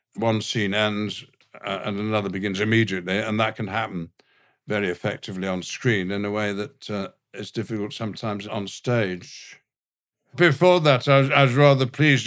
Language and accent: English; the north of England, United Kingdom; accent: all-purpose northern; the accent I was using is, is, is my native one, a, a, a all-purpose northern accent